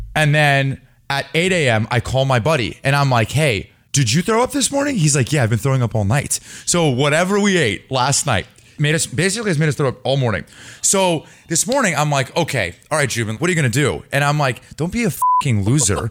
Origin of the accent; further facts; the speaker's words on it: Bay Area, California, United States; I grew up in the Bay Area. I've lived in the city for the last ten years